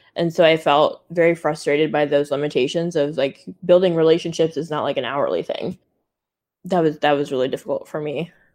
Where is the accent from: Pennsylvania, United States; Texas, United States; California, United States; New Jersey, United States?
California, United States; Silicon Valley; I grew up in Silicon Valley